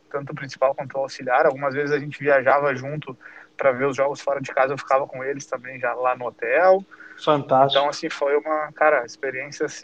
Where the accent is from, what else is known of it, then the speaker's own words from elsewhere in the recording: Porto Alegre, Rio Grande do Sul, Brazil; Não, sou lá de Porto Alegre, Colorado, tamo junto, obrigado por